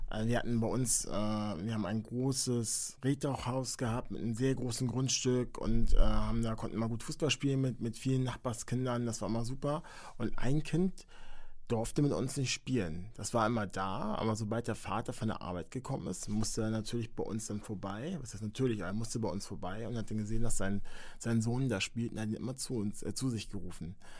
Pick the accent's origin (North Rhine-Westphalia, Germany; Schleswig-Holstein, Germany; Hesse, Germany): Schleswig-Holstein, Germany; Henstedt-Ulzburg; bin in der Nähe von Hamburg geboren